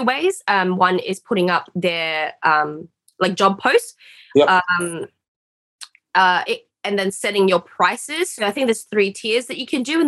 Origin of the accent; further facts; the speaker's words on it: Australia; I'm Australian